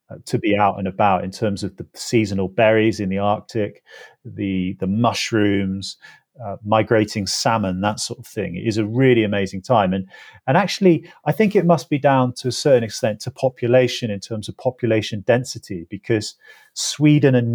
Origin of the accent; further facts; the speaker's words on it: England, United Kingdom; So, growing up in England, I was used to everything being divided, the natural world around me being divided up.